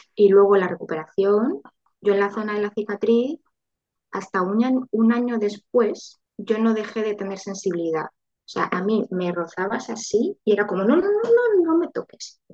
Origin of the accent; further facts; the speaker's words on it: Valencia, Valencian Community, Spain; also born or lived in Madrid; quiero crear una familia mm, en mi, ciudad y tal y cual, pues nos, nos volvimos a Valencia